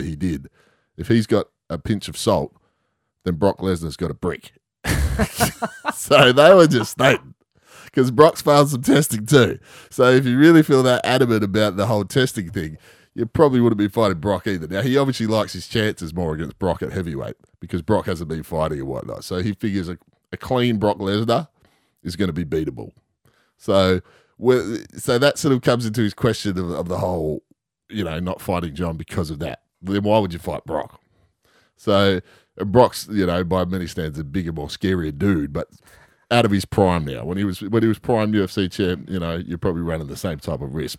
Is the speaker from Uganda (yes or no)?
no; Western Australia, Australia; being West Australian